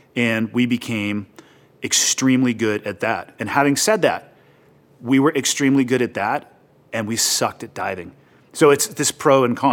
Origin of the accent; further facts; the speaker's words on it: Santa Cruz, California, United States; moved away; also born or lived in Montana; I was born and raised in Santa Cruz, California, uh, basically right in the middle of the state, ocean town.